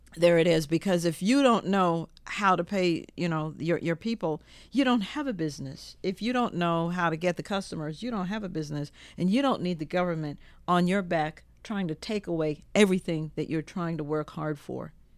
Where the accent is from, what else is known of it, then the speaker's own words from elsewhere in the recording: Jamaica; now in Virginia, United States; I was born in Jamaica